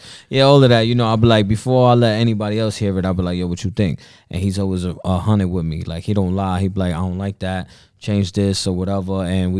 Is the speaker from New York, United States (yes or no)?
yes; Bronx, New York, United States; I'm Puerto Rican